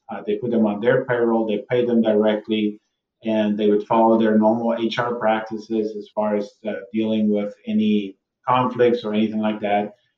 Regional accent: South Africa; now in United States; I grew up in South Africa myself

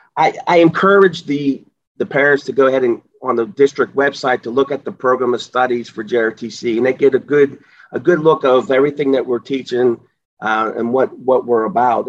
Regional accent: Pittsburgh, Pennsylvania, United States; I uh, was born and raised in the Pittsburgh area, so I know the area very well

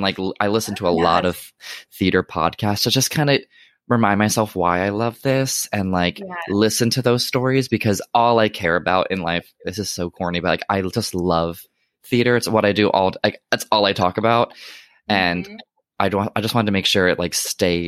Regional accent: Maryland, United States; now in New York City, United States; That was in Maryland. So I grew up in Maryland

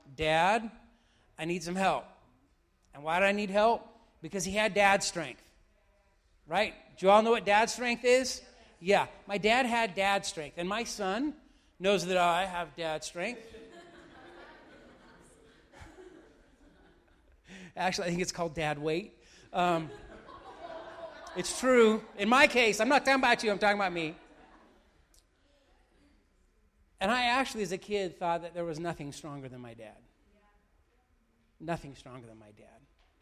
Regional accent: Weiser, Idaho, United States; also born or lived in Oregon; I grew up in a small town, small farm town, Weezer, of all places.

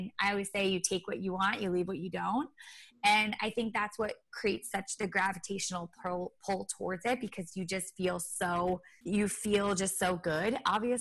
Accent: Rhode Island, United States; moved away as an adult; also born or lived in Los Angeles / Boston; I grew up in Rhode Island

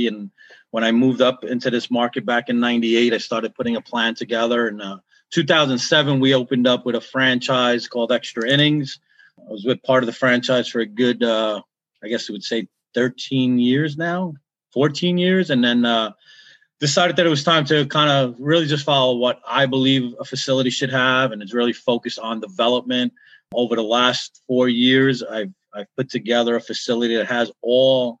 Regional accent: New York City, New York, United States; I grew up in Brooklyn, New York

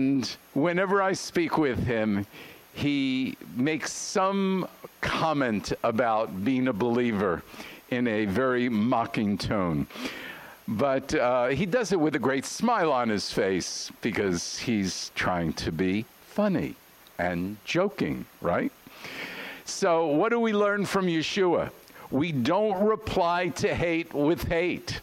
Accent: New York, United States; I'm from New York

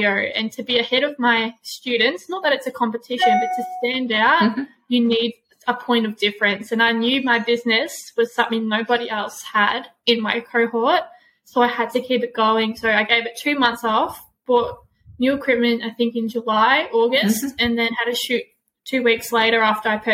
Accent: Gippsland, Victoria, Australia; moved away as an adult; now in Melbourne, Australia; I'm from Gippsland. Moving to Melbourne

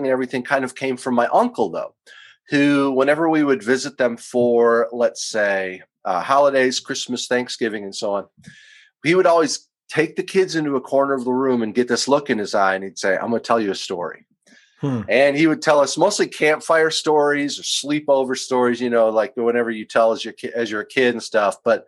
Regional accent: southeastern Wisconsin, United States; moved away as an adult; now in Tennessee, United States; grew up in southeastern Wisconsin near Madison and Milwaukee, kind of between the two of them

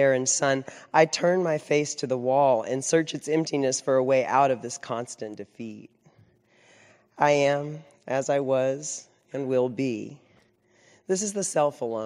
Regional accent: Central Texas, United States; I was raised in Central Texas

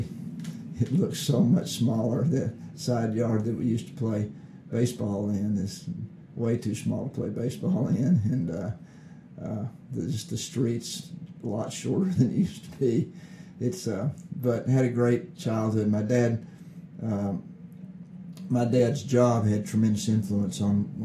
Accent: Knoxville, Tennessee, United States; now in Nashville, United States; I was born in Knoxville, Tennessee

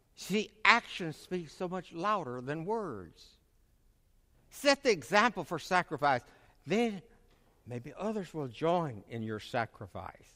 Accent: Middle Tennessee, United States; in my community where I grew up in Middle Tennessee

